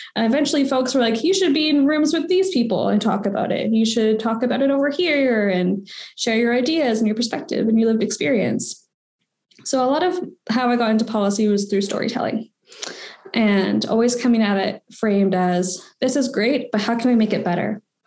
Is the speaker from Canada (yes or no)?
yes; Victoria, British Columbia, Canada; I've been born and raised on the Kwangan Territory, so way the heck in Victoria, BC.